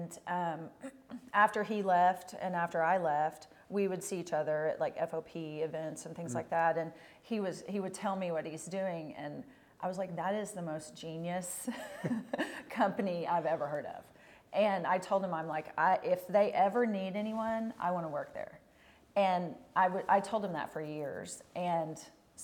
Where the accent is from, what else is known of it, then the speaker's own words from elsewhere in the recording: Oklahoma, United States; also born or lived in Texas; I came home from Texas and my first job was in Shawnee in Oklahoma.